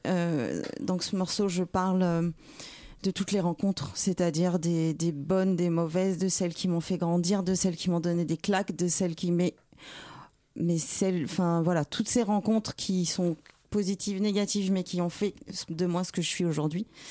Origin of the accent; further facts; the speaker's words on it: Paris, Île-de-France, France; also born or lived in Martinique; suis parisienne. Je suis née à Paris.